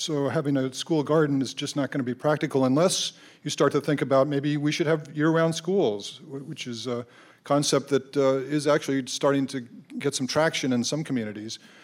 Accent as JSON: {"language": "English", "region": "Colorado", "country": "United States", "tie": "born or raised there", "moved": "yes", "said": "I grew up in Colorado"}